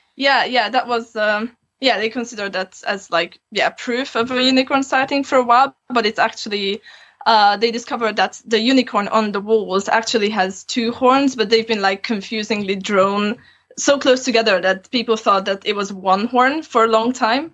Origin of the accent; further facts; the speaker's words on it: Transylvania, Romania; moved away as an adult; now in Aberystwyth, United Kingdom; I grew up in Transylvania and I have both Hungarian and Romanian citizenship. I just came here to study originally